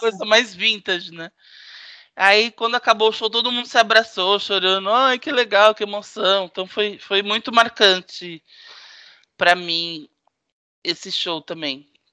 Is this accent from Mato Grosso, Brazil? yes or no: no; Santos, São Paulo, Brazil; Eu não tenho do que reclamar da minha adolescência em Santos